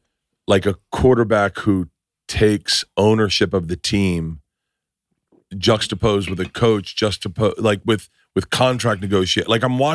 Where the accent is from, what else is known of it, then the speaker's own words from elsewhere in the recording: Tampa, Florida, United States; I'm a big Bucks fan. I grew up in Tampa.